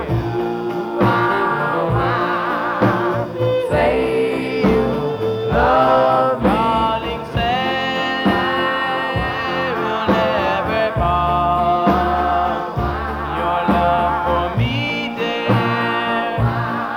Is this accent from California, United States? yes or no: no; the New York area, United States; growing up in the New York area